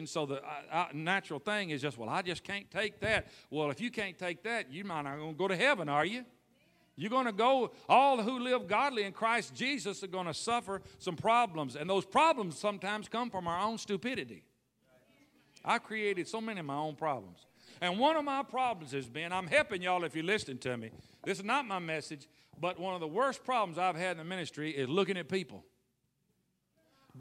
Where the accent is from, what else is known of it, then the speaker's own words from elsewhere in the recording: Tennessee, United States; where I was raised in Tennessee